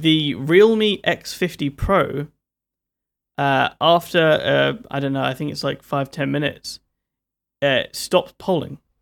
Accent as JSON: {"language": "English", "region": "London", "country": "United Kingdom", "said": "I'm from London"}